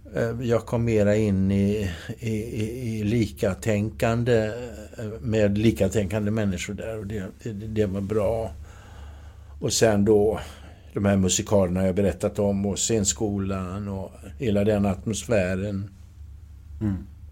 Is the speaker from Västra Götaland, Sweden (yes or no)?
yes; Gothenburg, Västra Götaland, Sweden; i området där jag växte upp i, i Göteborg var det, liksom, det bara liksom hårda puckar